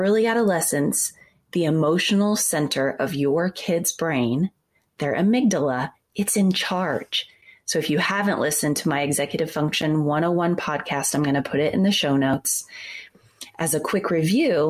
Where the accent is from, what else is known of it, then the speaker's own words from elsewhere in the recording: Midwest, United States; an 11-year-old growing up in the Midwest